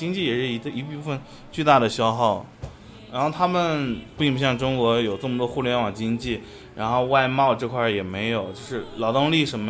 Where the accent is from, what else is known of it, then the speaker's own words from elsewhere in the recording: Russia; Chinese is a second language; 但是俄罗斯整体来说，大家还是在就是鼓励大家去中国留学，因为像我们那个城市学中文的人也有